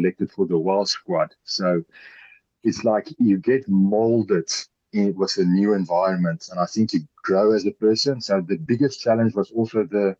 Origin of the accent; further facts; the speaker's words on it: Pretoria, Gauteng, South Africa; moved away as an adult; also born or lived in Montpellier, France; I was brought up in Pretoria. My whole life I lived back in Pretoria